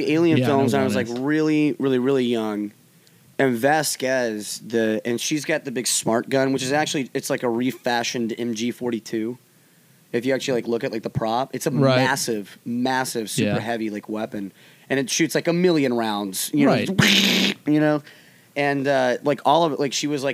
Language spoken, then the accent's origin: English; the South, United States; growing up in the South